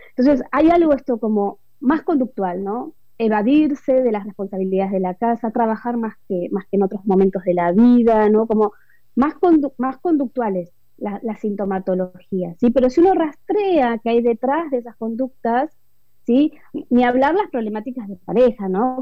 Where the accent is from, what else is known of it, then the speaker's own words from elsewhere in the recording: Argentina; also born or lived in Buenos Aires; soy argentina, eh, vivo en Buenos Aires ahora, pero he vivido en diferentes ciudades de, nuestro país, de mi país